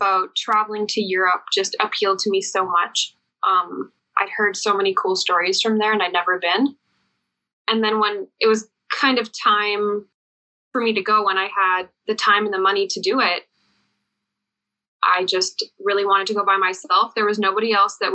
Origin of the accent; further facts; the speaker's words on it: Edmonton, Alberta, Canada; Edmonton, Alberta, Canada